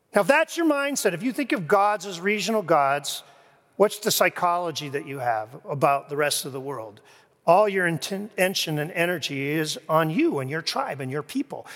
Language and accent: English; Kingston, Ontario, Canada; moved away as an adult; now in Grand Rapids, United States; I first came to Grand Rapids, uh, from my hometown, Kingston, Ontario